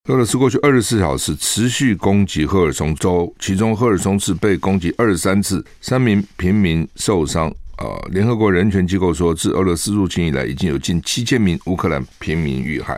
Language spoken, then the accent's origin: Chinese; Taiwan; 我们台湾人也是这样哈